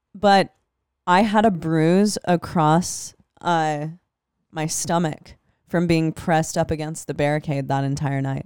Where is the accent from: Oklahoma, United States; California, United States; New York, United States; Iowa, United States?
Iowa, United States; Des Moines; I'm from Des Moines